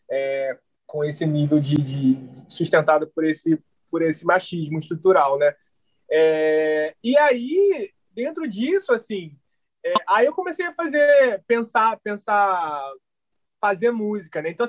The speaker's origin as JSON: {"language": "Portuguese", "region": "Rio de Janeiro", "country": "Brazil", "said": "Cara, eu jogava muito na rua, assim, eu sou de Realengo, e aí depois entrei na escolinha do Vasco."}